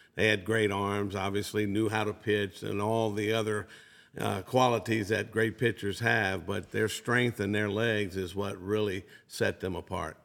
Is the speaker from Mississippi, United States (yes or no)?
yes; Biloxi, Mississippi, United States; my hometown in Biloxi